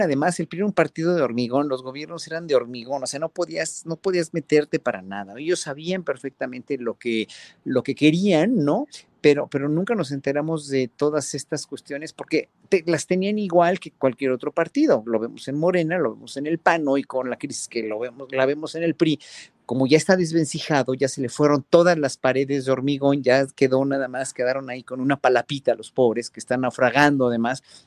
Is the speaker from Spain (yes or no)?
no; Mexico